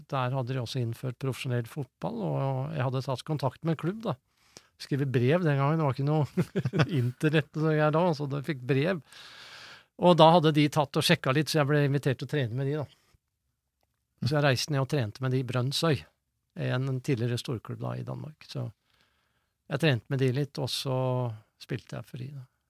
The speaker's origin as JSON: {"language": "Norwegian", "town": "Sandefjord", "region": "Vestfold", "country": "Norway", "tie": "born or raised there", "said": "jeg er jo født og oppvokst i Sandefjord"}